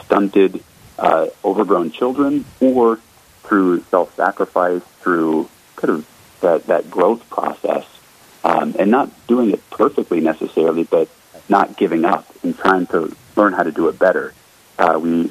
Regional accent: Colorado, United States; also born or lived in Florida; But I was born in Florida, and when I was three, we moved up to Colorado, so not quite a native, but darn close. And growing up in Colorado

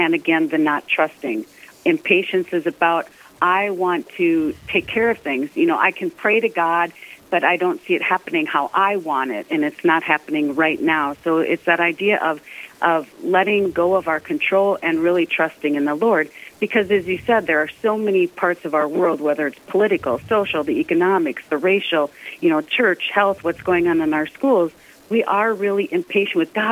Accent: Sleepy Eye, Minnesota, United States; Originally, I'm from Sleepy Eye, Minnesota, a little town in southern Minnesota

